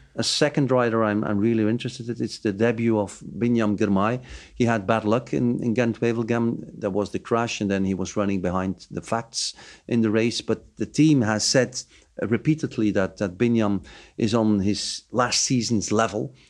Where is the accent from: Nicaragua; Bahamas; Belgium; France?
Belgium; Bruges, Flanders; my hometown, Bruges